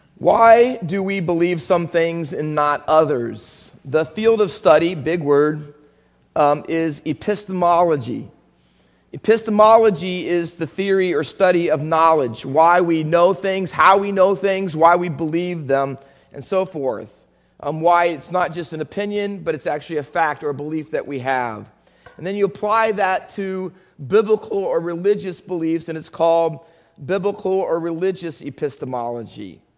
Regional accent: Findlay, Ohio, United States; also born or lived in Camden, New Jersey; I was born in Camden. Come on. Cooper Hospital. Kevin Carver. Whew. All right. I went to elementary school in Findlay, Ohio.

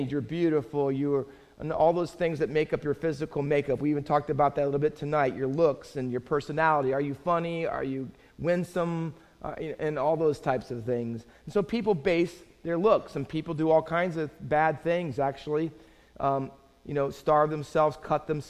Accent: Findlay, Ohio, United States; I grew up in Findlay, Ohio, mostly town of about 40,000

